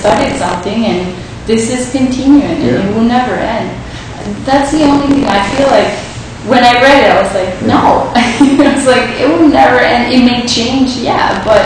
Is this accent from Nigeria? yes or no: no; Uruguay; I was born in Uruguay